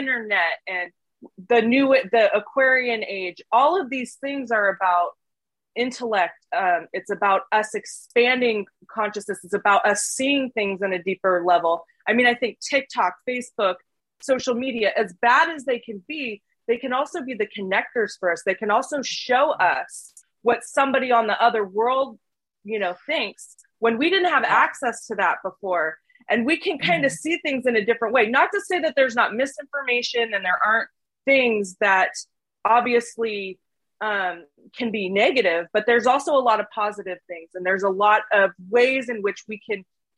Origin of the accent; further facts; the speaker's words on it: Portland, Oregon, United States; I grew up in Portland, Oregon